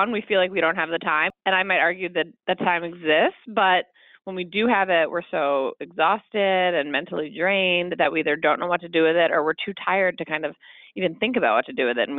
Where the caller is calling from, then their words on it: Chicago, Illinois, United States; I'm calling from Chicago.